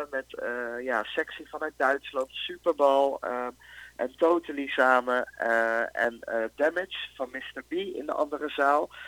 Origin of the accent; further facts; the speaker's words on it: Netherlands; Terwijl, ja, van binnen ben ik gewoon een Nederlander.